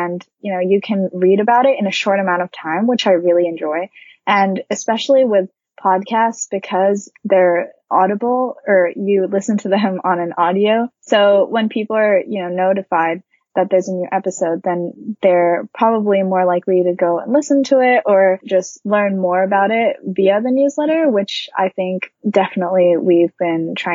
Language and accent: English; Japan; English is a second language; now in Boston, United States; So I'm originally from Japan. I'm Japanese, but I've lived in several different countries growing up because of my dad's job.